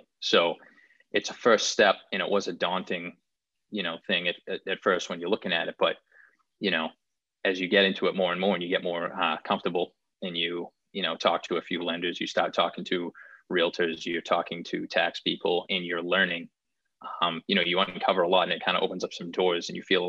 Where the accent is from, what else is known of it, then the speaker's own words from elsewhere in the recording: Wakefield, Massachusetts, United States; I grew up in Wakefield, Mass. So that was like 10 miles outside of the city of Boston